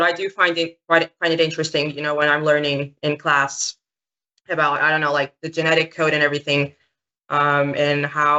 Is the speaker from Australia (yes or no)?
no; Portugal; I'm 16. I'm from Portugal.